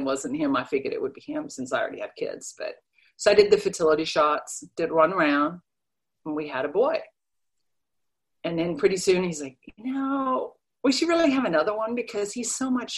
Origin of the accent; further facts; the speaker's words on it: Denmark; English is a second language; moved away as an adult; now in United States; I was born and raised in Denmark, so I'm an immigrant